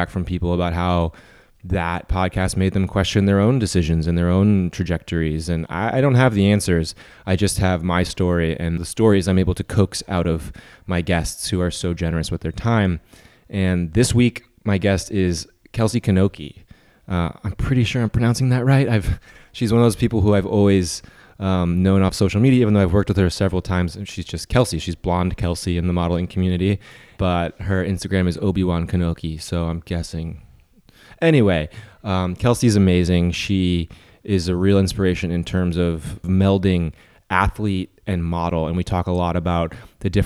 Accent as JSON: {"language": "English", "town": "St. Louis", "region": "Missouri", "country": "United States", "said": "I'm from St. Louis, which is also in Missouri"}